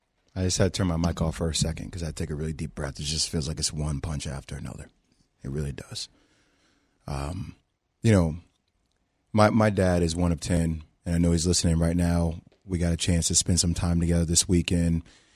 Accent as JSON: {"language": "English", "region": "New Jersey", "country": "United States", "tie": "born or raised there", "said": "and I grew up in New Jersey, Big East basketball."}